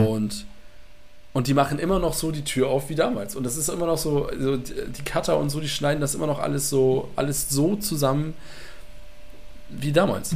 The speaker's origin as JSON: {"language": "German", "town": "Mölln", "region": "Schleswig-Holstein", "country": "Germany", "tie": "born or raised there", "said": "in meiner Heimatstadt Mölln"}